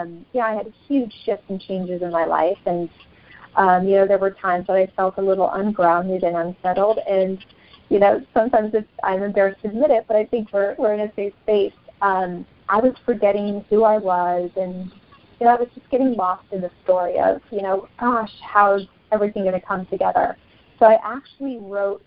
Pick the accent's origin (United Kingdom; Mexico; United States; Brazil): Brazil; moved away; I grew up in Brazil.